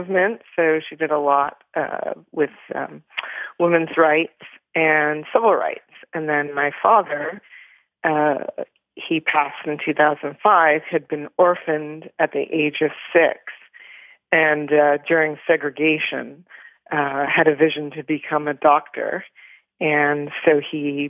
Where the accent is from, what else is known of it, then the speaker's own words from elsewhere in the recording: Toronto, Ontario, Canada; So I was born in Toronto, Canada